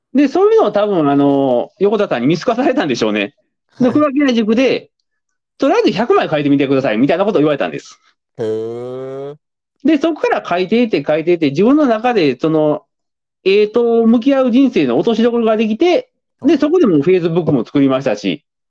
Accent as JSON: {"language": "Japanese", "town": "Kobe", "region": "Hyogo", "country": "Japan", "tie": "born or raised there", "moved": "as an adult", "said": "僕も、もともと出身地は神戸市ですけど"}